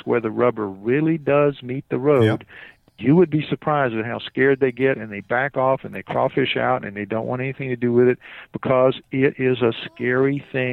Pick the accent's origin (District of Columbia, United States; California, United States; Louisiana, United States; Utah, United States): Louisiana, United States; New Orleans; I'm from New Orleans.